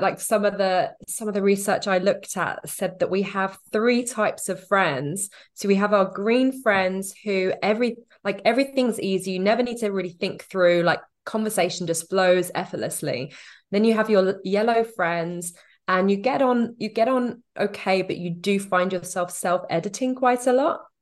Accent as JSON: {"language": "English", "country": "United Kingdom", "tie": "born or raised there", "moved": "as an adult", "said": "We have been back to the U K every summer"}